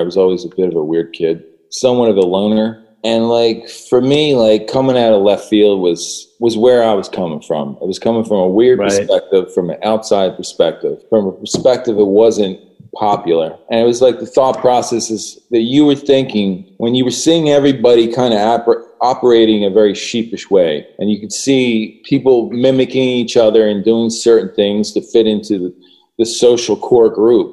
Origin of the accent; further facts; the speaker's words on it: Philadelphia, Pennsylvania, United States; coming from Philadelphia